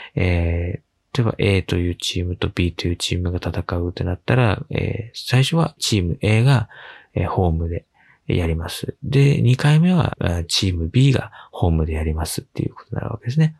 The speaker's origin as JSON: {"language": "Japanese", "town": "Yokohama", "region": "Kanagawa", "country": "Japan", "tie": "born or raised there", "said": "地元横浜のクラブである横浜 F マリノスのサポーター"}